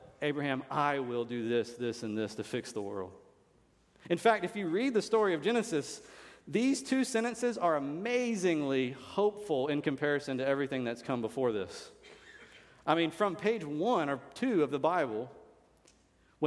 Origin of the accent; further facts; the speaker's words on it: United States; I'm an American. It's great to be an American